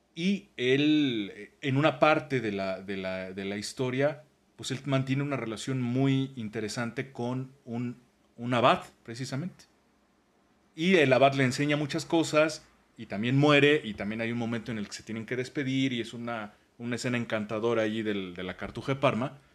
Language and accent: Spanish; Mexico; somos mexicanos